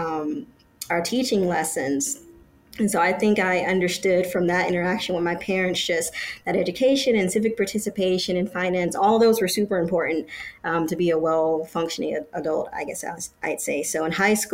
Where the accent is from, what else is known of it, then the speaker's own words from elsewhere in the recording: Detroit, Michigan, United States; We were growing up in Detroit, Michigan.